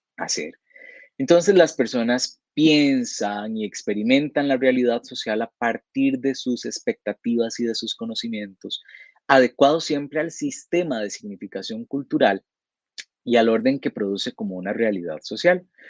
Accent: Costa Rica; como costarricenses tenemos una serie de comportamientos que compartimos la mayoría de los habitantes del país

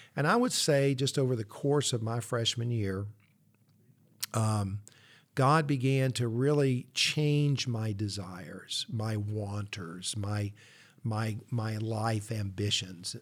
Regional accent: Columbia, South Carolina, United States; I grew up in Columbia

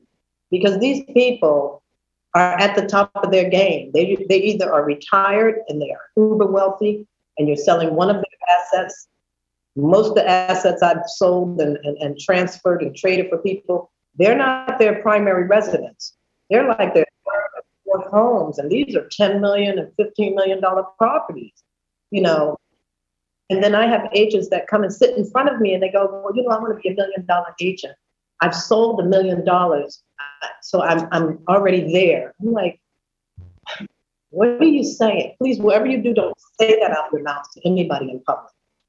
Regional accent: New York City, New York, United States; I came from New York City and I understood what it meant to really market something.

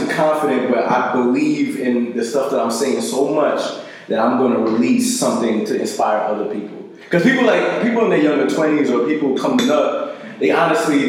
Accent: New Jersey, United States; I grew up in Jersey, bro. I grew up in South Jersey

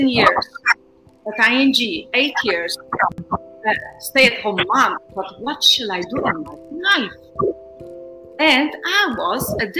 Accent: Poland; moved away as an adult; also born or lived in Warsaw, Poland / Netherlands / Brazil; I come from Poland

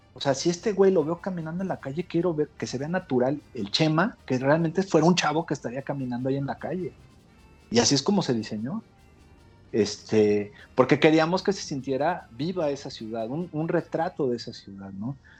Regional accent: Mexico; toda la gente que estamos en, en México ahorita y que somos mexicanos

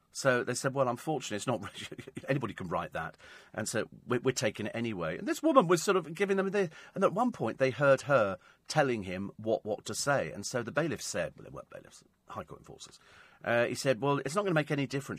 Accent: United Kingdom; I'm British.

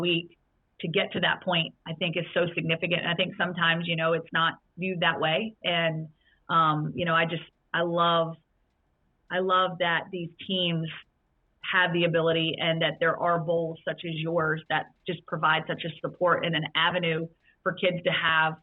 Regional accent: Roanoke, Virginia, United States; I grew up in Roanoke, Virginia

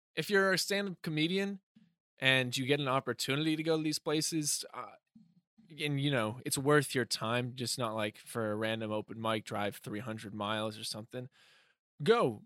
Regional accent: Hampstead, New Hampshire, United States; moved away; Hampstead. I was performing in my hometown

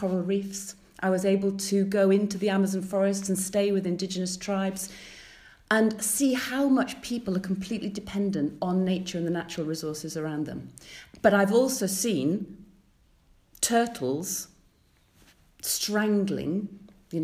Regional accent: Hull, Yorkshire and the Humber, United Kingdom; moved away; I grew up in East Yorkshire, in the city of Hull

